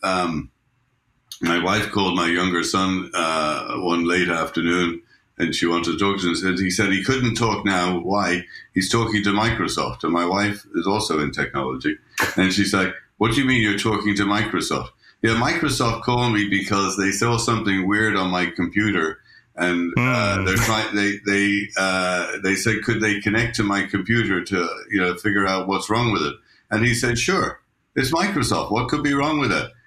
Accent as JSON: {"language": "English", "country": "Ireland", "moved": "as an adult", "lives_now": "United States", "said": "My wife is Swiss, and uh, I'm Irish, and we you know, I've lived in the U.S. for 40 years"}